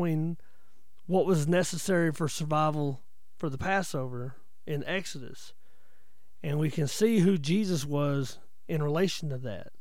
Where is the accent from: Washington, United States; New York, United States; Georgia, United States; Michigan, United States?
Georgia, United States; North; moved away; my hometown up in North Georgia